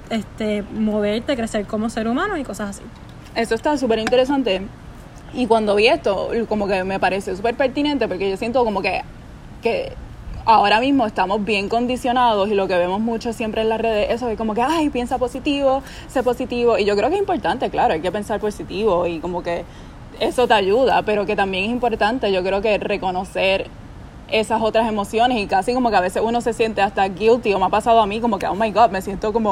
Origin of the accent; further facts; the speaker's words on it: Puerto Rico; soy puertorriqueña, tengo 22 años